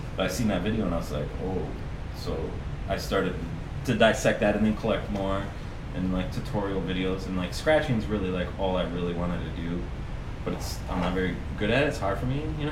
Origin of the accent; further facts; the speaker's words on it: Green Bay, Wisconsin, United States; I'm a West Sider my entire life. Um, yeah, I grew up there.